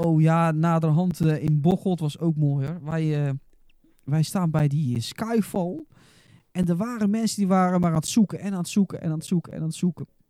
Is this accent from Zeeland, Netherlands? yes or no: yes; Goes, Zeeland, Netherlands